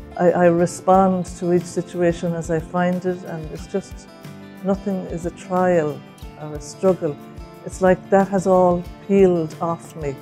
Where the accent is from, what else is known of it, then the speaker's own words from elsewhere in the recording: Ireland; I'm from Ireland.